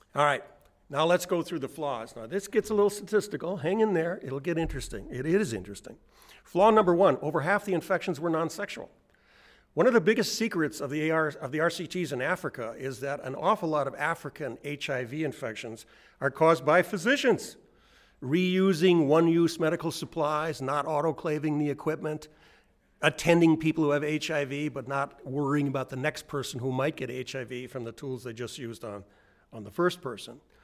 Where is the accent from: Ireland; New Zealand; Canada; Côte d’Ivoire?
New Zealand; I'm from New Zealand.